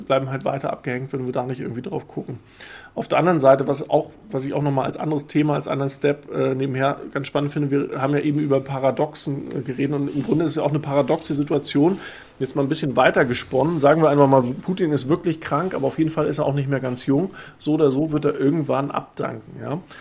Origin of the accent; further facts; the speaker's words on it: Rostock, Mecklenburg-Vorpommern, Germany; als Ostdeutscher, der äh, in Rostock geboren ist